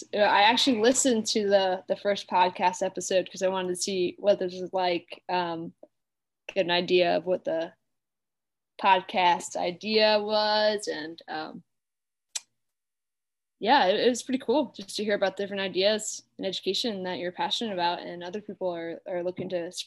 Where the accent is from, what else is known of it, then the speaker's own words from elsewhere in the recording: New York, United States; I grew up on Long Island and my family has 6 kids.